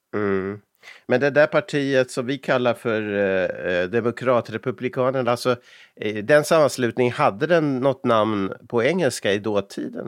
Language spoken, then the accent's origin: Swedish; Umeå, Västerbotten County, Sweden; när jag växte upp i Umeå